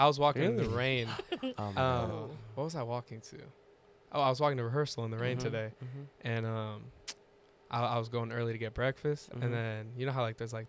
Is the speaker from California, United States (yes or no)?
yes; Sacramento, California, United States; moved away; I'm from Sacramento, California. Came here. I'm a musical theater major.